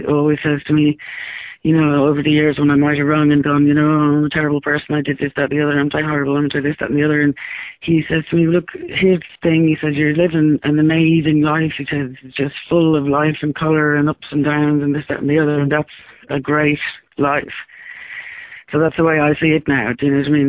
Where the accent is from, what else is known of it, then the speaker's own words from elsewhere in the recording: Ireland; the times that I grew up in Ireland